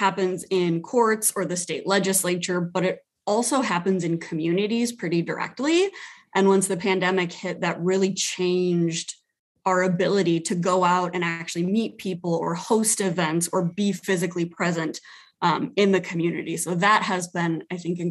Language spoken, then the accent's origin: English; Sioux City, Iowa, United States; moved away as an adult; now in South Dakota, United States; living in Sioux City, my hometown.